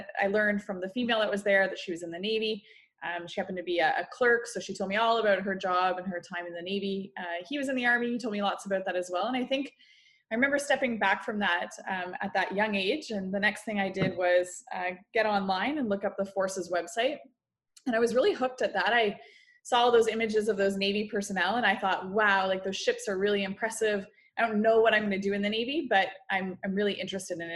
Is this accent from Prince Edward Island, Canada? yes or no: no; Guelph, Ontario, Canada; I grew up in Guelph, Ontario.